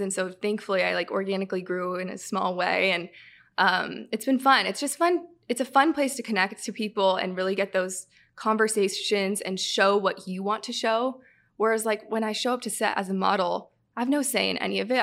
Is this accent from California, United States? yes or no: yes; Southern California, United States; moved away as an adult; now in Michigan, United States; I'm from California, Southern California, so I grew up a Kings fan.